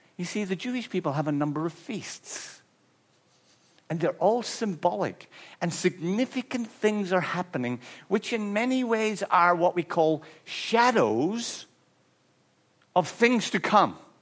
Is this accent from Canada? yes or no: no; Ireland; I'm Irish